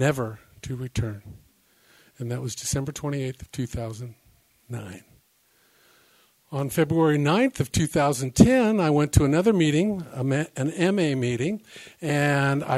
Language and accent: English; the Bay Area, California, United States; now in Discovery Bay, United States; I live in Discovery Bay. I come from the Bay Area